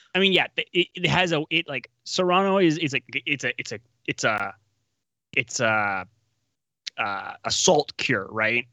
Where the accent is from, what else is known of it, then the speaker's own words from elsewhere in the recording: Winnipeg, Manitoba, Canada; moved away; born and raised in Winnipeg